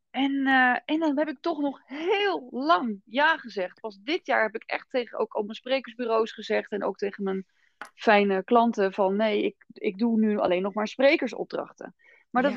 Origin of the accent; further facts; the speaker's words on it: Rotterdam, South Holland, Netherlands; ik kom uit Rotterdam